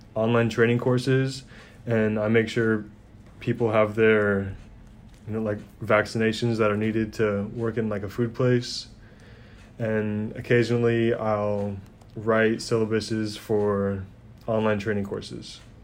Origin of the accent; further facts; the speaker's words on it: Anchorage, Alaska, United States; I'm from Anchorage, Alaska